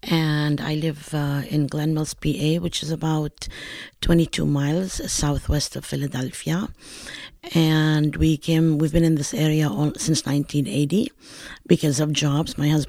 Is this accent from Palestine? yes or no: yes; Palestine; accent: Northern Palestinian; I pronounce it Molochia. Okay, and this is due to my regional accent of Northern Palestine.